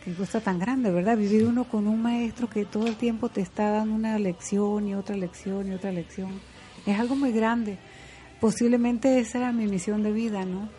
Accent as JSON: {"language": "Spanish", "region": "Venezuelan Andes", "country": "Venezuela", "said": "yo soy andina, nosotros los andinos"}